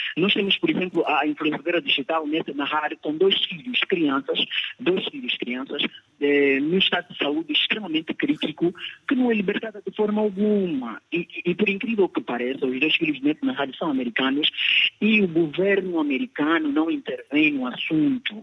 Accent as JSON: {"language": "Portuguese", "area": "Kwanza Sul", "region": "Cuanza Sul", "country": "Angola", "tie": "born or raised there", "said": "eu vivo no Kwanza Sul, eh, nasci no Kwanza Sul, nasci em Porto Almeres, vivo no Ambuí"}